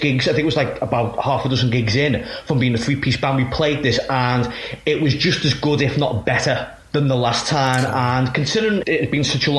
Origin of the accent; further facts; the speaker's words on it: Liverpool, North West England, United Kingdom; we're from Liverpool